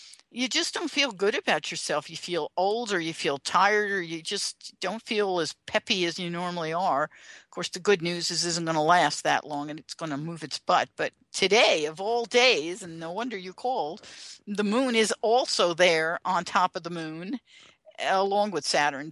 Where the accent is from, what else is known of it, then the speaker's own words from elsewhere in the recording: New York City, New York, United States; also born or lived in Westchester, New York; I was raised in the Bronx